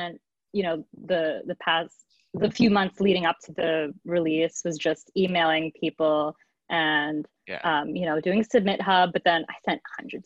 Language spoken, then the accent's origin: English; New York City, New York, United States; I was raised in Manhattan, in a Portuguese, Lower Manhattan used to be a Portuguese community.